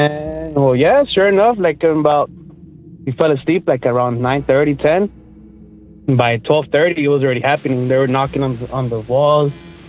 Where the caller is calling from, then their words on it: McAllen, Texas, United States; I'm calling from McAllen, Texas.